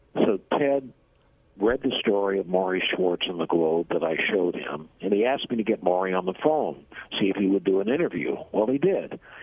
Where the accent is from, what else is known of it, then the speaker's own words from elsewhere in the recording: Boston, Massachusetts, United States; moved away as an adult; now in Washington, United States; I'm originally from the Boston area